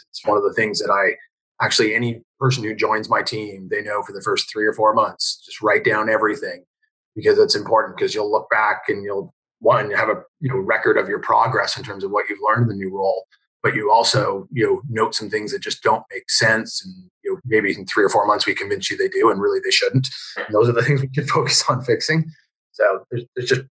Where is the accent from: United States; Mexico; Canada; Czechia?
Canada; I was from Canada.